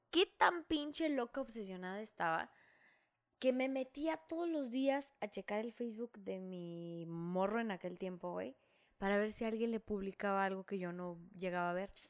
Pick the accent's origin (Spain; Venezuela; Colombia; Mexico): Mexico; northern Mexico; pero como somos norteños, luego digo, ah, no, sí.